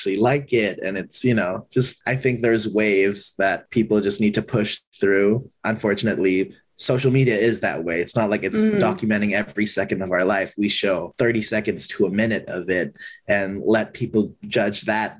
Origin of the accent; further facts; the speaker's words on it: Indonesia; now in Los Angeles, United States; growing up in Indonesia